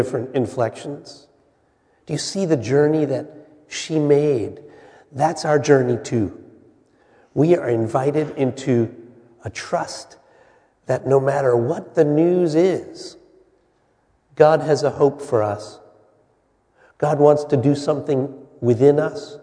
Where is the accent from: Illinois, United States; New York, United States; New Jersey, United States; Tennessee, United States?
New Jersey, United States; Wyckoff; I grew up in the United Methodist Church in Wyckoff, New Jersey